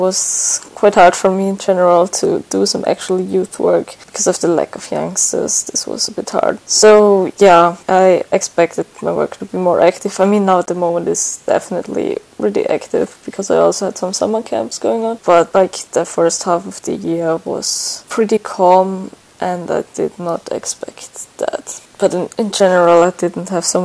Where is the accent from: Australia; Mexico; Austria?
Austria; moved away as an adult; now in Valga, Estonia; I'm actually from Austria, but I'm here in Estonia since like 10